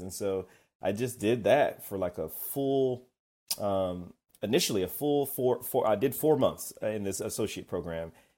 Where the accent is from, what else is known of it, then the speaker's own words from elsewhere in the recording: Kennesaw, Georgia, United States; I'm from Kennesaw, Georgia. But that's where I grew up outside of Atlanta.